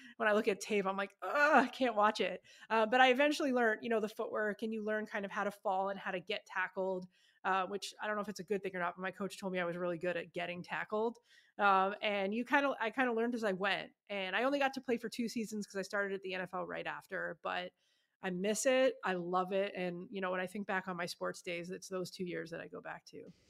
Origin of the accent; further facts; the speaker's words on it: Ottawa, Ontario, Canada; moved away as an adult; now in United States; my hometown, Ottawa, Canada